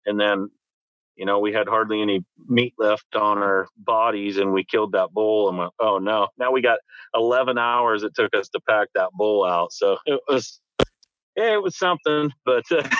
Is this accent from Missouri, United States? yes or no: no; Washington coast, United States; growing up on the Washington coast, I mean, it's a jungle over here